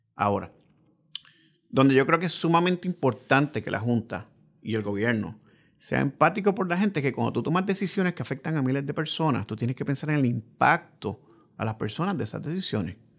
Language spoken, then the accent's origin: Spanish; Puerto Rico; Como puertorriqueño